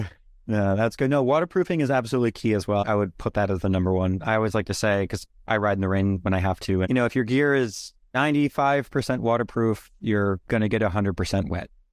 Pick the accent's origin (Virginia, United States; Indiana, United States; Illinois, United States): Virginia, United States; Northern; now in Massachusetts, United States; I'm actually from Northern Virginia